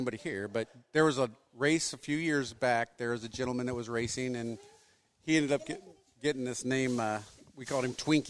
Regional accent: Arizona, United States; I grew up in Arizona.

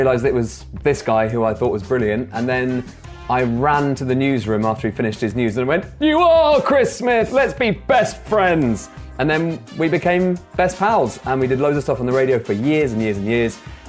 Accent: United Kingdom; And I am originally from a place in southeast London, or Kent, depending on who you ask

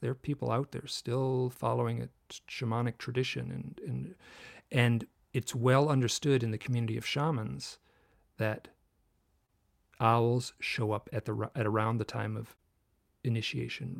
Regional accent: Michigan, United States; I grew up in Michigan

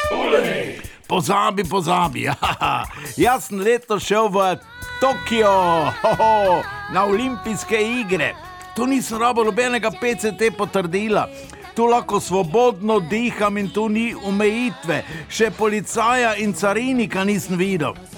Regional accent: Slovenia; Slovenci smo imeli tam prvič, žal tudi zadnjič, svojo slovensko hišico

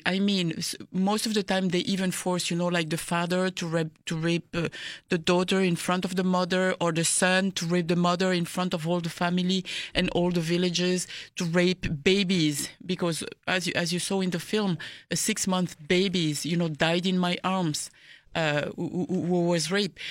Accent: DR Congo; people ask me, "Where are you from?" And then I say, "Congo."

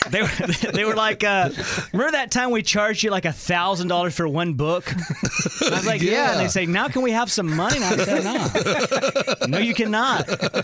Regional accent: Alabama, United States

